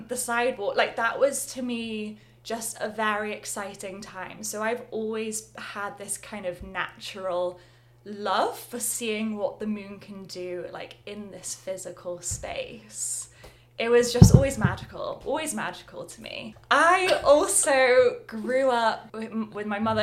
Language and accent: English; Swansea, Wales, United Kingdom; I grew up by the ocean, by the sea, in my hometown of Swansea in Wales.